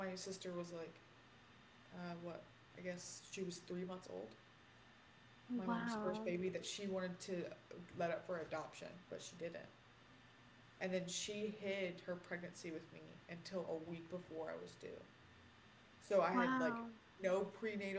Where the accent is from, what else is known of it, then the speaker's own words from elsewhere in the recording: Villa Rica, Georgia, United States; Villarica, Georgia, to expose where I grew up